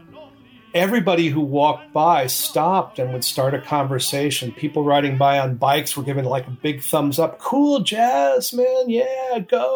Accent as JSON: {"language": "English", "region": "East Coast", "country": "United States", "tie": "born or raised there", "moved": "as an adult", "lives_now": "Seattle, United States", "said": "I grew up on the East Coast, moved to Seattle in 1980"}